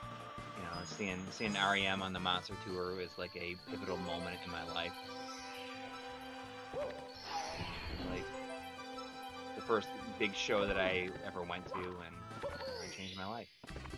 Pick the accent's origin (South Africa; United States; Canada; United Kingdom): United States; Jamestown, New York; Yeah, in the southern here, I grew up in Jamestown.